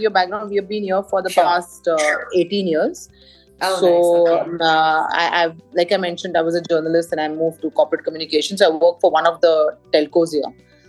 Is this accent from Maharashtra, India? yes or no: yes; Mumbai, Maharashtra, India; moved away as an adult; also born or lived in Kerala; now in Dubai, United Arab Emirates; I'm born and brought up in Bombay, but originally we are from Kerala.